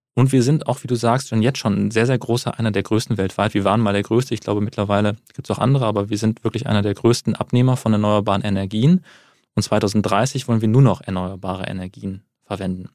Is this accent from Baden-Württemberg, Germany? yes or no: no; Wuppertal, North Rhine-Westphalia, Germany; Ich komme aus Wuppertal